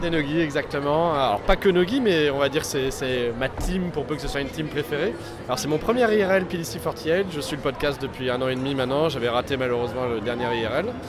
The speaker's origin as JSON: {"language": "French", "area": "Alsace", "region": "Grand Est", "country": "France", "said": "je suis alsacien"}